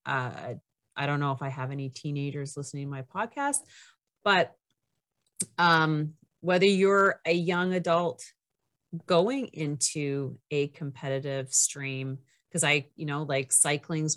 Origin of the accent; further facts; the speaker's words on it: Canada; I'm Canadian